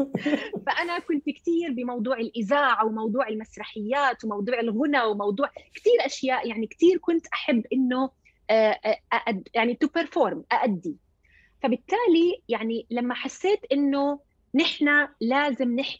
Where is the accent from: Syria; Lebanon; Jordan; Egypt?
Jordan; اللي هو يعني هي البنت مثلي آه، يعني اردنيه اصلها فلسطيني